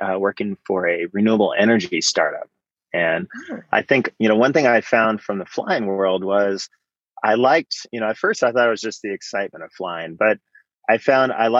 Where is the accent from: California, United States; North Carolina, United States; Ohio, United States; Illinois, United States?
California, United States; Bay Area; I grew up in the Bay Area, kind of out in the suburbs there.